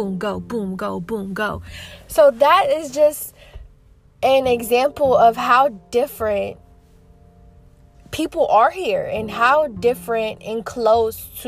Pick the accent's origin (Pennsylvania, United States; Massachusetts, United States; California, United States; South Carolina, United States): South Carolina, United States; moved away as an adult; now in Georgia, United States; I recently moved states from my hometown in South Carolina, and it was really a big adjustment for me, but I also feel like being here, I'm able to be more of myself because I'm not in my hometown where I grew up at for 21 years